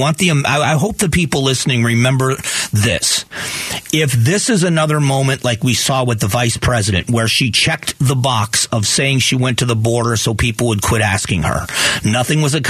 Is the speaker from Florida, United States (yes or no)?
yes; Southwest Florida, United States; now in Phoenix, United States; Southwest Florida, my hometown